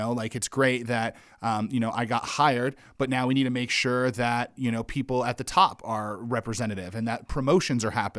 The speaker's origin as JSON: {"language": "English", "region": "Wyoming", "country": "United States", "tie": "born or raised there", "said": "And I grew up in Wyoming, which was about 98% white, and had very little, you know, diverse experiences."}